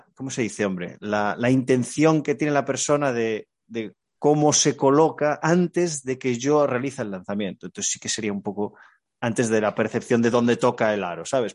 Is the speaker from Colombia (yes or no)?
no; Galicia, Spain; Como buen gallego